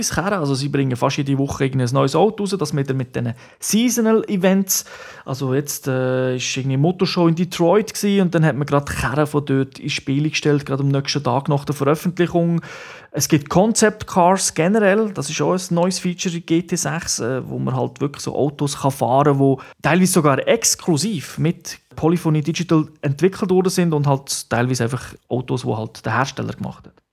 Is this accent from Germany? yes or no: no; Switzerland; Bei uns in der Schweiz noch nicht, aber immerhin im Ausland.